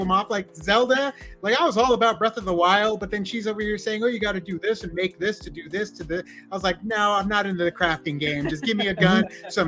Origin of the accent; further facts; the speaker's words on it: Arizona, United States; growing up in Arizona